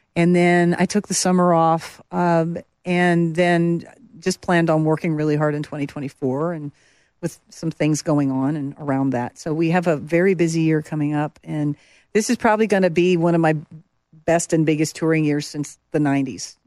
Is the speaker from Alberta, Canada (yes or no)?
yes; Medicine Hat, Alberta, Canada; moved away as an adult; also born or lived in Montreal / Calgary; now in Nashville, United States; I spent the majority of my formative years, I guess, from ten, n, nine, nine years old to eighteen in Alberta, in Calgary and, and Medicine Hat